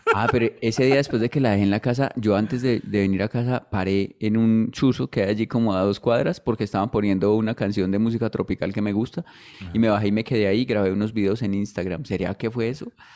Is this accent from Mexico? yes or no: no; Colombia; uno como colombiano